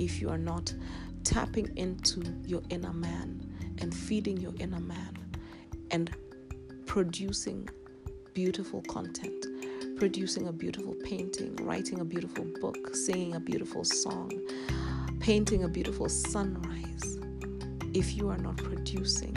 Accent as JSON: {"language": "English", "country": "Kenya", "said": "I am a Kenyan girl, an African queen"}